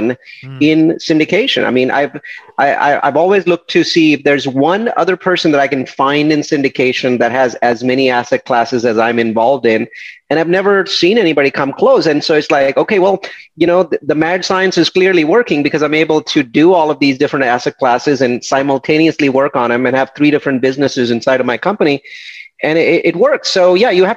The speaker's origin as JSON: {"language": "English", "country": "India", "moved": "as an adult", "said": "I'm from India and I came here in 1997"}